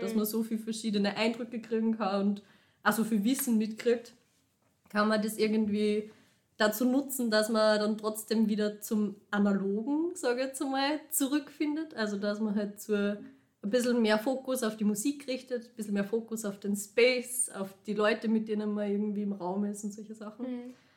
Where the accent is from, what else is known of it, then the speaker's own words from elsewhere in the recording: Linz, Upper Austria, Austria; moved away as an adult; now in Vienna, Austria; ich bin aus Linz, ich habe früher in Linz ähm, einfach in einer fixen Gruppe immer tanzt